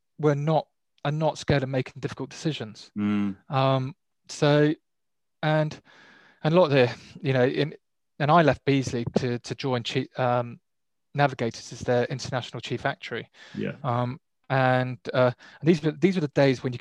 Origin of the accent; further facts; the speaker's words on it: Plymouth, South West England, United Kingdom; moved away as an adult; also born or lived in New Zealand; I was born in Plymouth, brought up in Plymouth